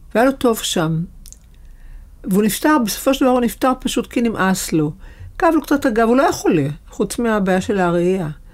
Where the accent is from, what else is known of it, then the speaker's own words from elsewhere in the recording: Haifa, Haifa District, Israel; גרנו בחיפה, אגב. נולדתי בחיפה